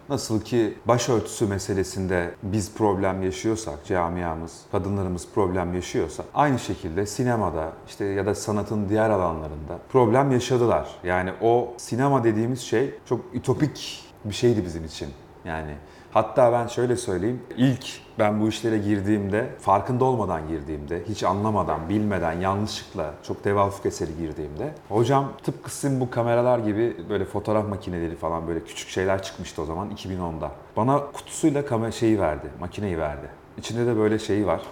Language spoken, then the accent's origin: Turkish; Sorgun, Yozgat Province, Turkey; moved away; Ben böyle küçük bir ilçede büyüdüm, Yozgat Sorgun'da.